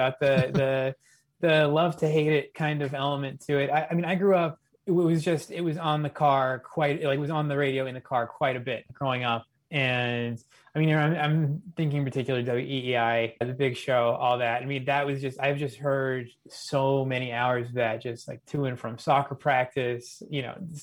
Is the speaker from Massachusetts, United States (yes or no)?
yes; Boston, Massachusetts, United States; I'm from Boston